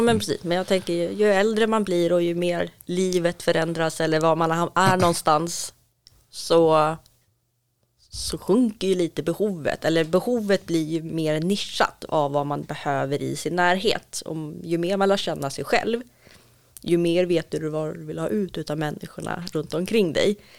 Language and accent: Swedish; Stockholm, Stockholm County, Sweden; uppvuxen och född i södra Stockholm